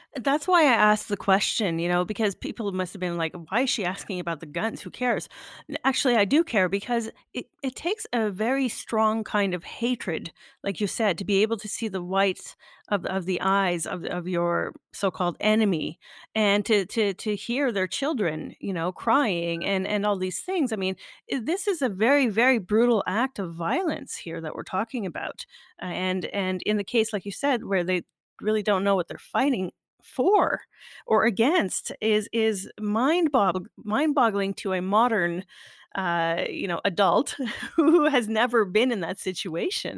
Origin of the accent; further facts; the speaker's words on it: Canada; I was born in Canada